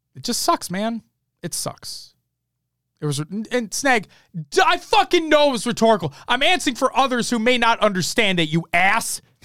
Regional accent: Minnesota, United States; I'm from Minnesota.

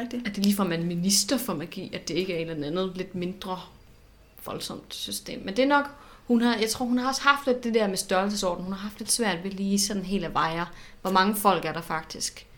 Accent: Southern Jutland, Southern Denmark, Denmark; er jeg jo selv fra Sønderland

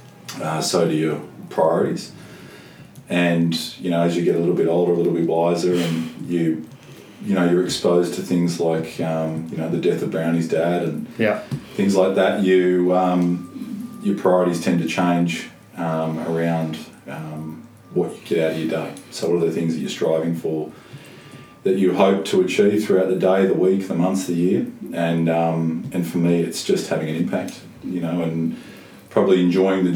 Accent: Mount Eliza, Victoria, Australia; Mount Eliza. So I had a terrific childhood

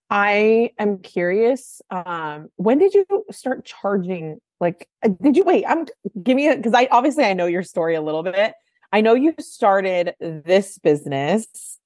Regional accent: San Francisco, California, United States; I grew up in San Francisco.

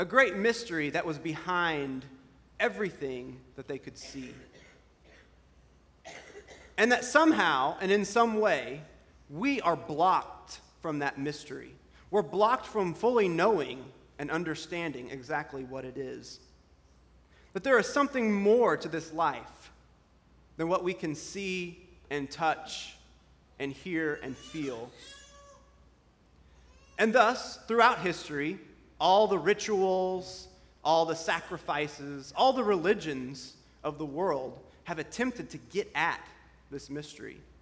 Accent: Independence, Missouri, United States; the Community of Christ Temple in Independence, my hometown

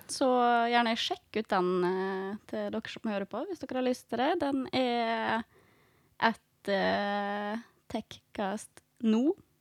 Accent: Fræna, Møre og Romsdal, Norway; født og oppvokst i Fræna

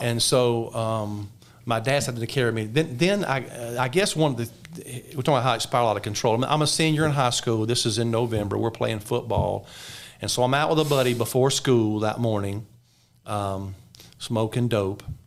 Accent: just above Mobile, South Alabama, United States; I was born in Alabama, in South Alabama, just above Mobile, Alabama

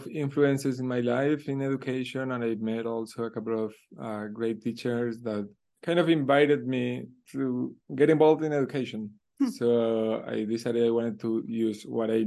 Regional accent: Colombia; also born or lived in Uruguay; I actually was born in Uruguay, even though all my family is from Colombia. I grew up in Colombia

